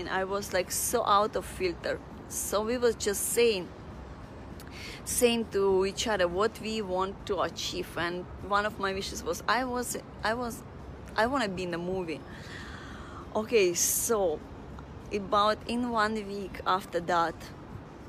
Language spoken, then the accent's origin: English; Russia; moved away as an adult; now in Singapore; I was from Russia